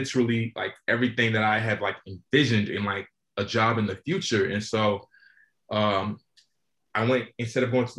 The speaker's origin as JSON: {"language": "English", "town": "Charlotte", "region": "North Carolina", "country": "United States", "said": "I'm from Charlotte, North Carolina."}